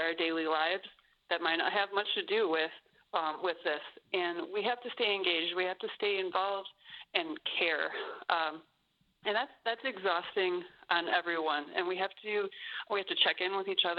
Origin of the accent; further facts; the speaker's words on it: United States; as an American